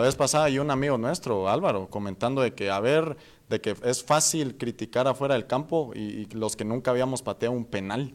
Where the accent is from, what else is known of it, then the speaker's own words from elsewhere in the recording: Guatemala; aquí es el lugar donde yo nací